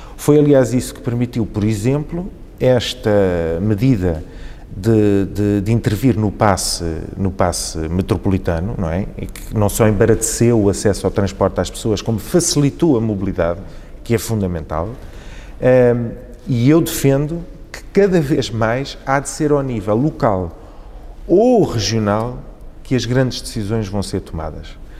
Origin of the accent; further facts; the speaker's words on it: Vila Franca de Xira, Lisbon, Portugal; also born or lived in Beira, Mozambique; eu fui viver para Vila Franca, onde cresci